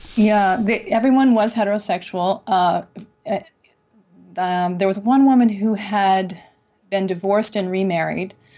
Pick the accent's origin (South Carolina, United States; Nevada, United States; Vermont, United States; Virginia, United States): Vermont, United States; Burlington; now in Chicago, United States; I grew up in Burlington, Vermont